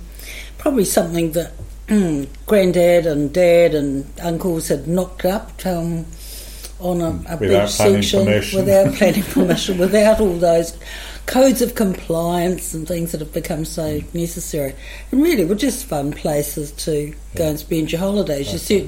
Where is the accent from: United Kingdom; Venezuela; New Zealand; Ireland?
New Zealand; Wellington; when I was a child growing up in Wellington